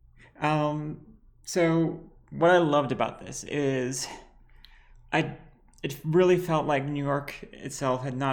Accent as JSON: {"language": "English", "country": "Lebanon", "said": "I'm bi trans Lebanese"}